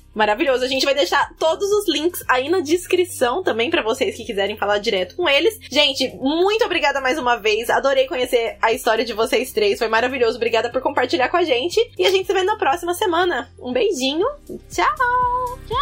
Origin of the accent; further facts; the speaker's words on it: Brazil; moved away as an adult; now in Ireland; eu saí do Brasil para me encontrar